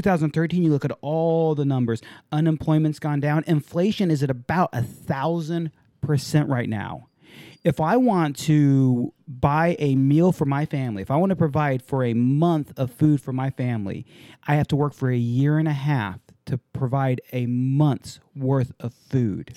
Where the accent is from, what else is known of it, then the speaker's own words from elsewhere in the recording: San Diego, California, United States; I grew up in San Diego